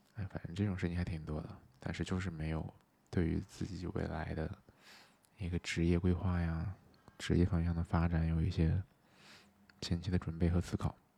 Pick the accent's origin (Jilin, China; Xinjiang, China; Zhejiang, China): Xinjiang, China; now in Chengdu, China; 我本身也是新疆的